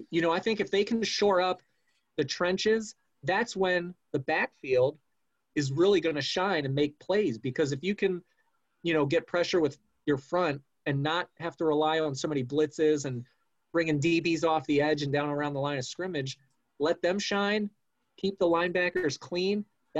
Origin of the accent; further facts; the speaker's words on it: Baltimore, Maryland, United States; my hometown Baltimore